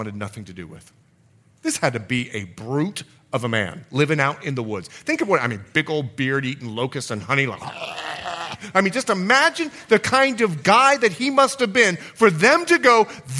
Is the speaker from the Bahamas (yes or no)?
yes; Bahamas; moved away; I'm from the Bahamas